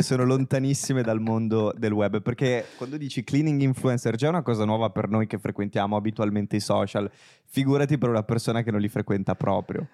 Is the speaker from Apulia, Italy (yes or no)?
no; Genoa, Liguria, Italy; now in Milan, Italy; entrambi siamo genovesi